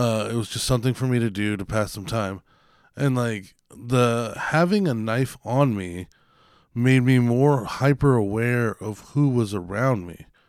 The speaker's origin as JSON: {"language": "English", "country": "United States", "said": "I'm still an American"}